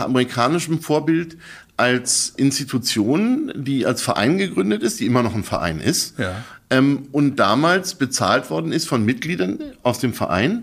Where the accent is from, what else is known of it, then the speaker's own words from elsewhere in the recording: Berlin, Germany; ich bin äh, geborener Berliner